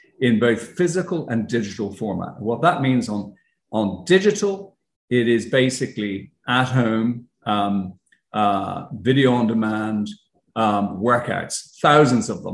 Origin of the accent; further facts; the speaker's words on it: Ireland; moved away as an adult; now in United States; as you could probably tell by my accent, I'm not from the States. I'm originally from Ireland. But when I first came to the States